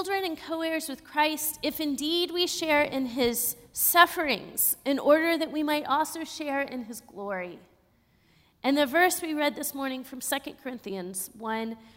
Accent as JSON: {"language": "English", "region": "Texas", "country": "United States", "tie": "born or raised there", "also_born_or_lived": "Austin, Texas / Pittsburgh", "said": "being a Texan who was brought up to really ignore grief"}